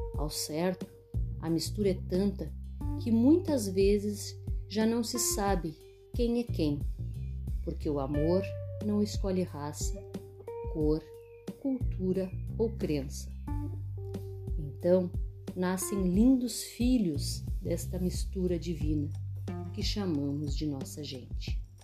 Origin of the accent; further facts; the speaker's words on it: Canguçu, Rio Grande do Sul, Brazil; lugar onde nasci, cresci e vivo até hoje, minha querida cidade de Canguçu